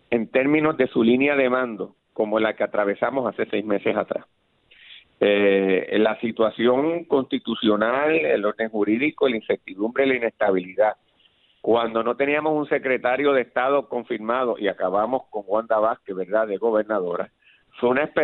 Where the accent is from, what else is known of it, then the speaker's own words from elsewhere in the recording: Guaynabo, Puerto Rico; mi compromiso es con la gente porque yo vengo de Guaynabo, de la escuela pública y yo soy así